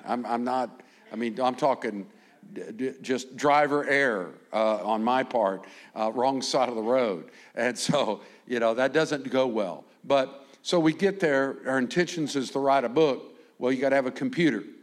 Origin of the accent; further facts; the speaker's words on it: United States; I'm from America